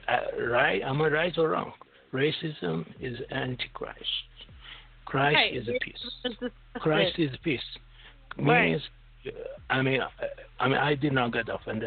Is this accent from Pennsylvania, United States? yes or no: yes; Pennsylvania, United States; Where are you from? I'm from Pennsylvania.